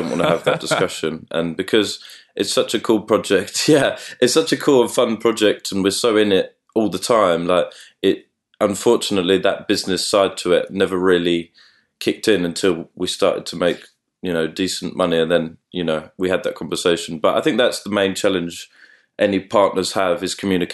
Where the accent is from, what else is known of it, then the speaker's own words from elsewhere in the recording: London, United Kingdom; we're both from London as well